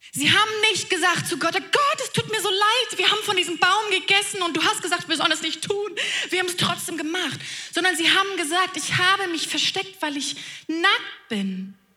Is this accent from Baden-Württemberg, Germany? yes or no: no; Flensburg, Schleswig-Holstein, Germany; ich komme ganz oben aus dem Norden, aus Flensburg